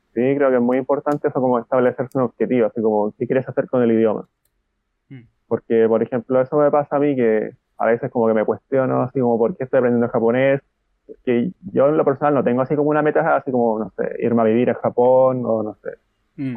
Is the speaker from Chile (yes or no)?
yes; Chile; now in Santiago, Chile; soy de Chile, tengo 28 años